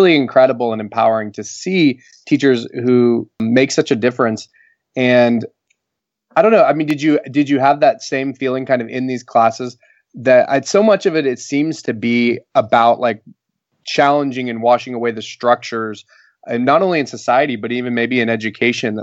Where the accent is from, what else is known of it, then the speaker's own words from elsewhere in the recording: Oklahoma, United States; I grew up in Oklahoma